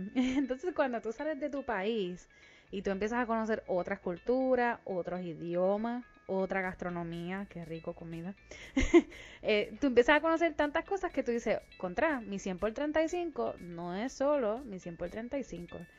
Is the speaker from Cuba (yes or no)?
no; Puerto Rico; moved away; nosotros los puertorriqueños, aunque seamos ciudadanos americanos, somos extranjeros